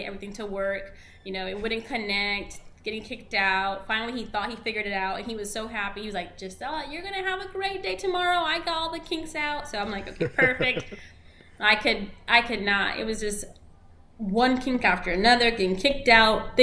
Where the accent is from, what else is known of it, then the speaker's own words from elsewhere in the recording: Orlando, Florida, United States; first language Spanish; English is a second language; also born or lived in Cleveland, Ohio; I grew up here in Orange County